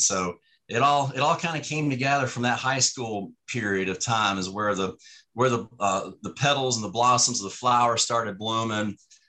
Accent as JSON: {"language": "English", "town": "Richmond", "region": "Virginia", "country": "United States", "tie": "born or raised there", "said": "growing up in Richmond."}